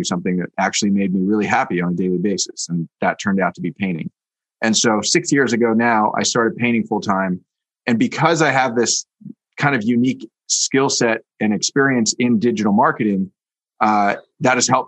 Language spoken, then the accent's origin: English; Bay Area, California, United States; now in New York, United States; I grew up in the Bay Area going to Oakland A's games as a kid